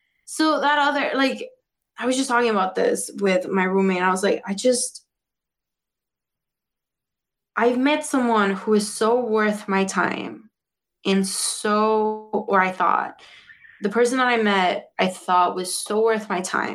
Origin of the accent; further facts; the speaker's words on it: Mexico; now in Chicago, United States; because Mexicans, that's the way we deal.